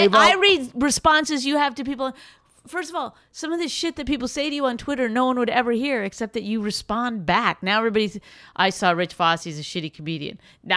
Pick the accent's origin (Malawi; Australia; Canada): Canada; I'm Canadian